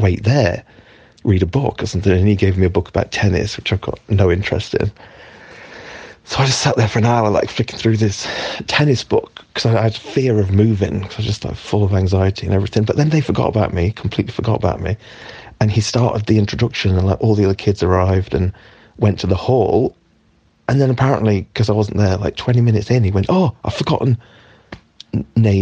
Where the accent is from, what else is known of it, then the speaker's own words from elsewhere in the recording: East Midlands mining village, United Kingdom; also born or lived in Derby; East Midlands, mining village, little school, right? About, I don't know, seven or eight or something